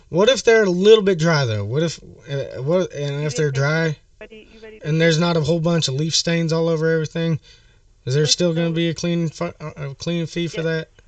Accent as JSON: {"language": "English", "region": "Midwest", "country": "United States", "said": "So, you know, I'm from the Midwest and y'all ain't got very many leaves around here, right?"}